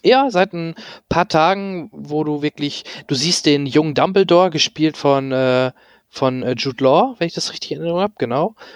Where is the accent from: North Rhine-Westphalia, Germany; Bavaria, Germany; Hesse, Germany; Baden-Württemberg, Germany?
North Rhine-Westphalia, Germany; near Dortmund; ich komme ja der, aus der Nähe aus Dortmund